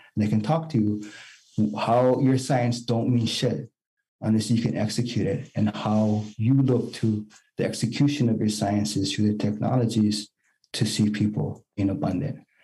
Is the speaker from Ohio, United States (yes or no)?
no; Hawaii, United States; I'm Native Hawaiian